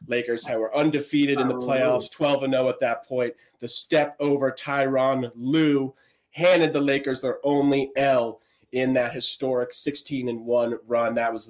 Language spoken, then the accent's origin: English; Philadelphia, Pennsylvania, United States; now in Portland, United States; I grew up in Philly, massive diehard Philly fan.